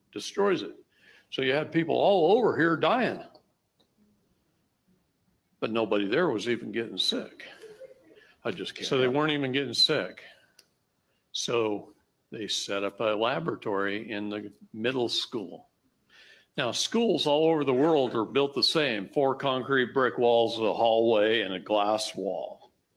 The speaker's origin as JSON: {"language": "English", "region": "Wisconsin", "country": "United States", "tie": "born or raised there", "said": "I grew up in Wisconsin"}